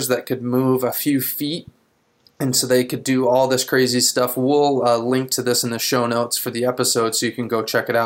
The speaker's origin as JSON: {"language": "English", "town": "Grand Haven", "region": "Michigan", "country": "United States", "said": "I'm from Grand Haven. We're both in Michigan"}